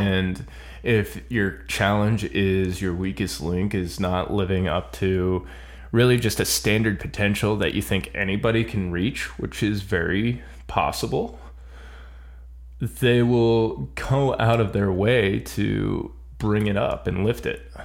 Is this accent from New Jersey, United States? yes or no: no; Florida, United States; I'm from Florida